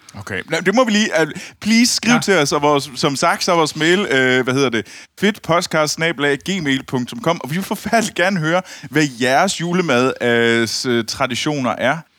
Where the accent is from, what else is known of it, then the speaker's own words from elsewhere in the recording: Denmark; fra ude fra Skibel, hvor jeg voksede op